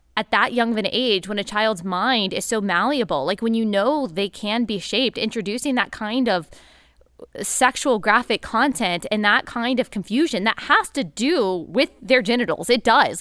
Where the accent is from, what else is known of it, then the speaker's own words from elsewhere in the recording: Texas, United States; I grew up in Texas